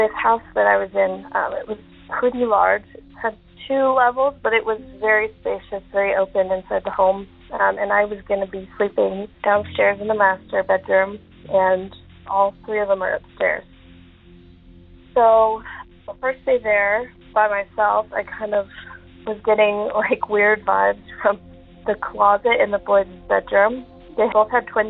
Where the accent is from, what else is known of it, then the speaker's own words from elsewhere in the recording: Utah, United States; moved away; I'm originally from Utah, so I was in Utah at the time